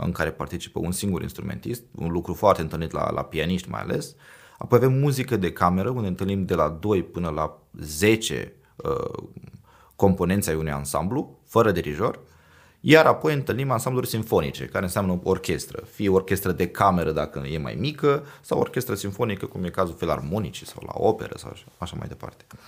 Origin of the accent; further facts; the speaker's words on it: Iași, Iași County, Romania; moved away as an adult; now in Oslo, Norway; sunt ieșean, adică aici am, m-am născut, aici am fost educat, aici am avut primii 18 ani de carieră